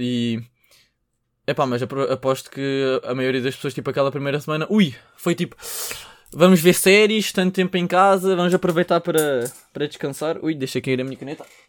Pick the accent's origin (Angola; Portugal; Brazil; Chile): Portugal